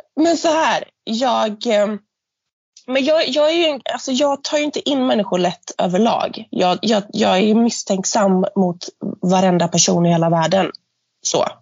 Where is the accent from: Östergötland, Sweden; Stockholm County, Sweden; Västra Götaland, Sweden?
Västra Götaland, Sweden; Gothenburg; accent: göteborgska; jag har en fantastisk göteborgska